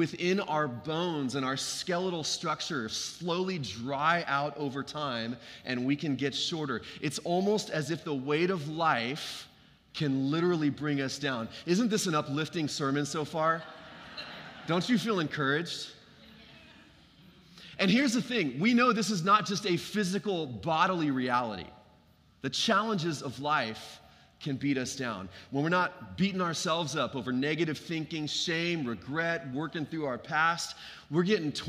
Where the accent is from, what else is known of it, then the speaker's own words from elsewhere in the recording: Dallas, Texas, United States; when I was growing up in Lake Highlands, these were some of my earliest years